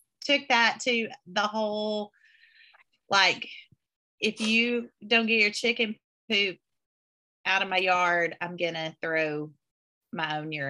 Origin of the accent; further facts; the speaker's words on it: Arkansas, United States; I grew up in Arkansas.